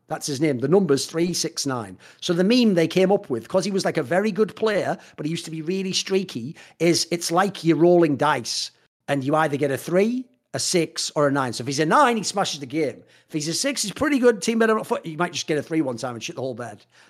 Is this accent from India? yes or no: no; England, United Kingdom; I come from the England